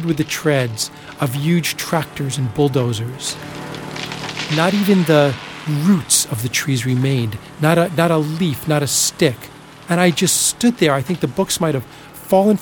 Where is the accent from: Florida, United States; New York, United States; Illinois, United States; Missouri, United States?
New York, United States; Plainview; born or raised there